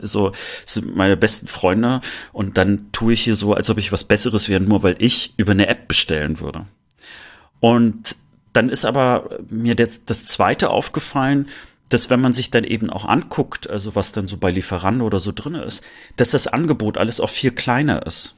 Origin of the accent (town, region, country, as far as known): Rostock, Mecklenburg-Vorpommern, Germany; born or raised there; moved away as an adult; now in Cologne, Germany